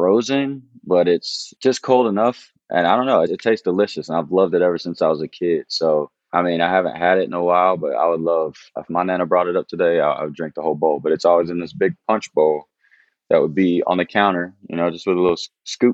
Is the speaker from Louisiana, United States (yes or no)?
no; Fort Oglethorpe, Georgia, United States; also born or lived in Chattanooga; Fort Oglethorpe, Georgia is where I grew up